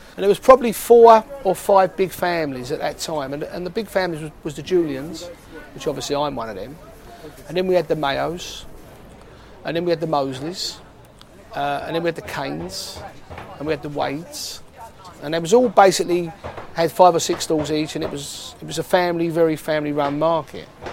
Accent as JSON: {"language": "English", "region": "London", "country": "United Kingdom", "tie": "born or raised there", "said": "I'm born and bred in Ridley Road."}